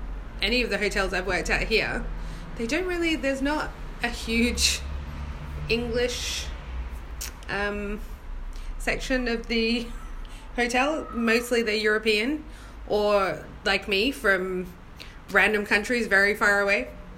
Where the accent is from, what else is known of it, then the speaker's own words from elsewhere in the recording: Australia; moved away as an adult; now in England; My adventure was a little bit bigger than mini, and I moved over from Australia in 2012, so it was an adjustment, but I'm used to a northern accent.